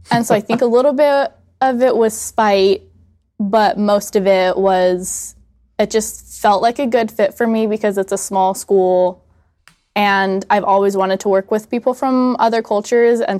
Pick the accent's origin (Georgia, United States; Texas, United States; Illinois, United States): Georgia, United States; Atlanta; Um, so I am from, I tell people I'm from Atlanta, Georgia. I kind of grew up all over the United States, though.